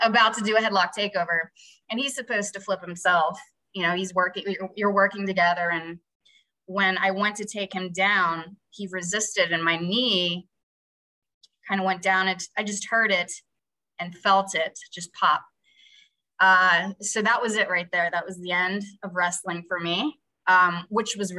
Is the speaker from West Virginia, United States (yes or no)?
yes; West Virginia, United States; moved away as an adult; also born or lived in Pittsburgh / Cleveland; now in New York, United States; I'm from West Virginia. I'm from a small town and I didn't grow up with a lot of money.